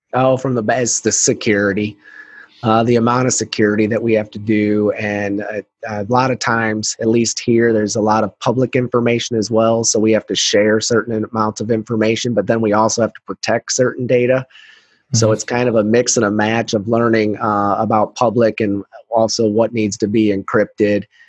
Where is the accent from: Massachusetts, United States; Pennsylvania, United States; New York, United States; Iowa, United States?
Iowa, United States; my home state of Iowa